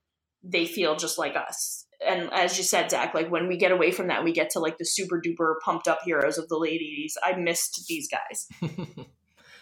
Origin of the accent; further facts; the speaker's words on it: United States; I grew up right outside of New York in the early 80s